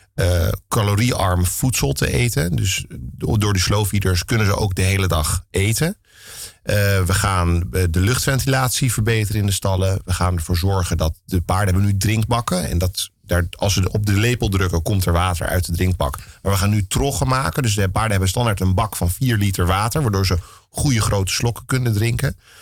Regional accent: Amsterdam, North Holland, Netherlands; Ik ben opgegroeid op de Menege. Mijn ouders hadden al een menege toen ik geboren werd

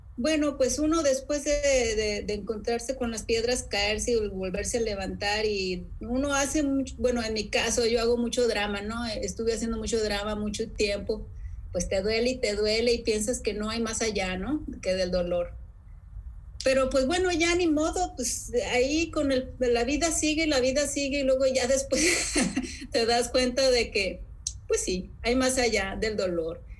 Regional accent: Sonora, Mexico; la gente con la que yo crecí, en Sonora

